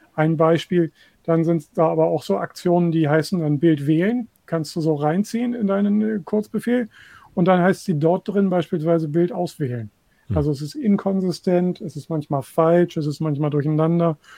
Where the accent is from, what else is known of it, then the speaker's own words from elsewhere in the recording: Hanover, Lower Saxony, Germany; in meiner Heimatstadt Hannover hier